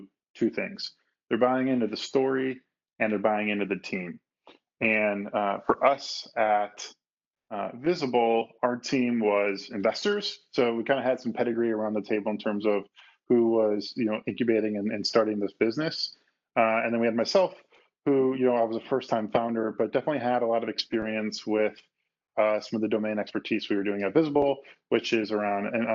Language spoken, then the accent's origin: English; Chicago, Illinois, United States; moved away as an adult; also born or lived in San Francisco; I grew up in the Midwest, so I grew up in Chicago